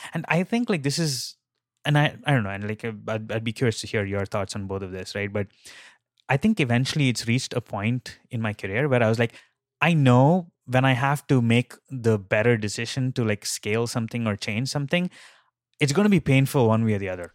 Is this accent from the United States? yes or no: no; India; moved away; I grew up in India and, like, that's where, like, I learned, like, some of my early days in programming.